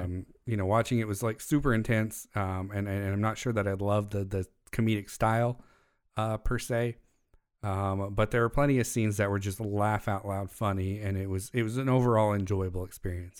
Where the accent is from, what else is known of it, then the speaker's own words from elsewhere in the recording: United States; As an American